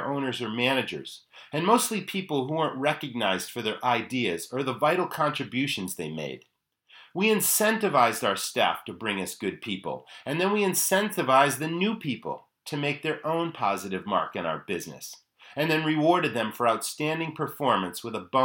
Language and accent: English; Maine, United States; my home state of Maine